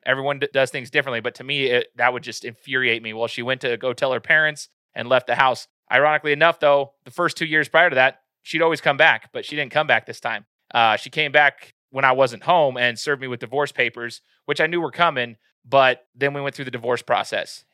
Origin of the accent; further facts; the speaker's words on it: Meridian, Idaho, United States; now in Nampa, United States; from Meridian, Idaho, that's my hometown.